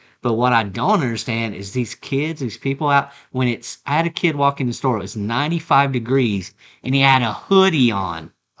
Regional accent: West Texas, United States; you and I grew up in West Texas.

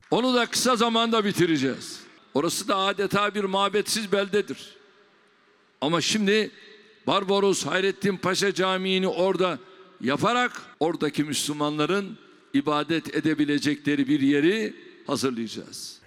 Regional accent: Rize Province, Turkey; moved away; memleketim Rize'de

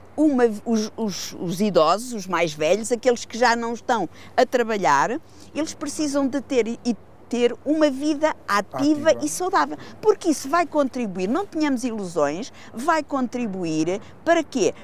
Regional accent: Figueira da Foz, Centro, Portugal; eu sou figueirense, mas eu nasci e vivo na Marinha das Ondas, que é uma aldeia do sul do Conselho

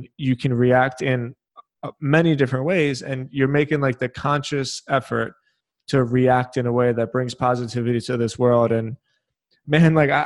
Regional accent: Philadelphia, Pennsylvania, United States; When I was younger, I was raised in Philadelphia

